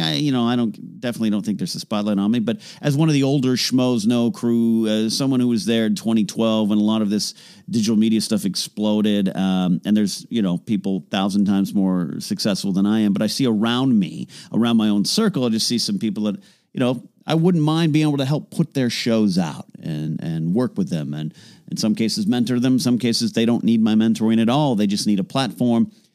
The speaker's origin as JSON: {"language": "English", "town": "Arroyo Grande", "region": "California", "country": "United States", "tie": "born or raised there", "moved": "as an adult", "lives_now": "Los Angeles, United States", "said": "my hometown of Arroyo Grande, California"}